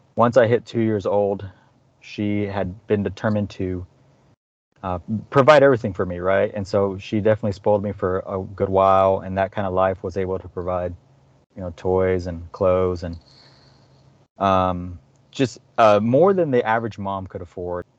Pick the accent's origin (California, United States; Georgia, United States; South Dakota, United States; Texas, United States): Texas, United States; Dallas; I was born in Dallas, Texas. I've lived in Dallas, Texas all my life